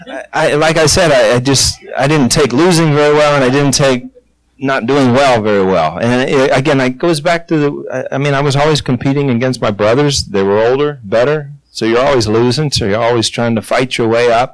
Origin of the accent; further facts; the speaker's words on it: Ohio, United States; also born or lived in Cincinnati, Ohio / New York; I grew up in Ohio. I was playing almost for the hometown team